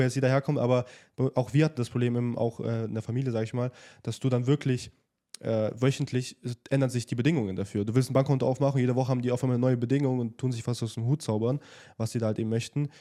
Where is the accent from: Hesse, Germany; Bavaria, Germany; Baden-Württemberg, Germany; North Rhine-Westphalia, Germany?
Bavaria, Germany; Nuremberg; moved away as an adult; now in Dubai, United Arab Emirates; wir kommen ja ursprünglich aus Nürnberg und ähm, natürlich auch in der Jugendzeit viel mit ähm, Party, sag ich mal, verbracht